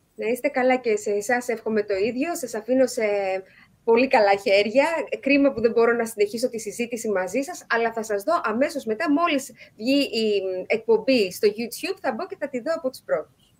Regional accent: Greece

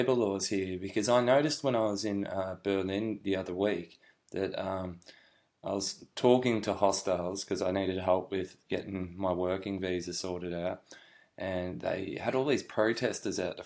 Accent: Australia; moved away as an adult; now in Wrocław, Poland; I'm from Australia. I'm currently living here in Wrocław as an English teacher

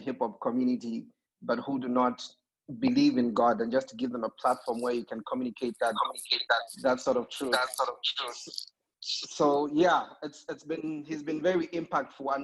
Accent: Zambia; I'm from Zambia

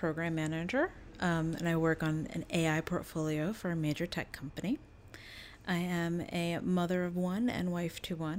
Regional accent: New Jersey, United States; now in Brooklyn, United States; I am from New Jersey.

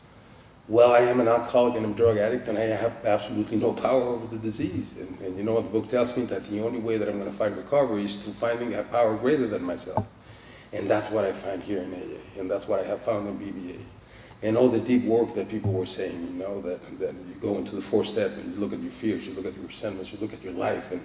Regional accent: Mexico City, Mexico; I'm from Mexico City

